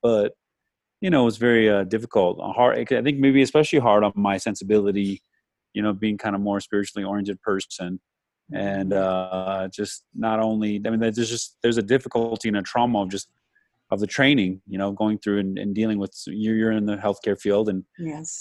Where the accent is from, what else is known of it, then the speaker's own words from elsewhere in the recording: Arizona, United States; I'm from Arizona